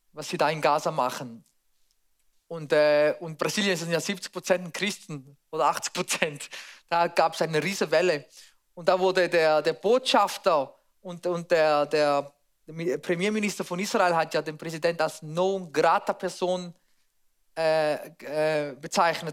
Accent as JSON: {"language": "German", "country": "Switzerland", "said": "bei uns in der Schweiz"}